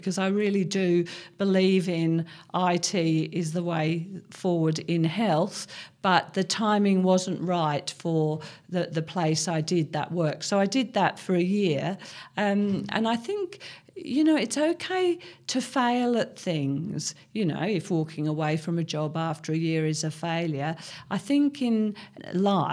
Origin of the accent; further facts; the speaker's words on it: Cambridge, East of England, United Kingdom; moved away as an adult; also born or lived in London / Hong Kong; now in Australia; I was born and brought up in Cambridge, a very big city, and went to medical school in London.